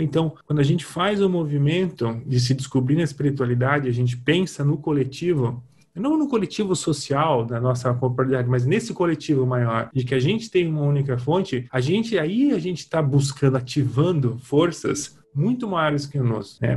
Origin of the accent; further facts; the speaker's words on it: Brazil; eu nasci no Brasil no, nos anos 80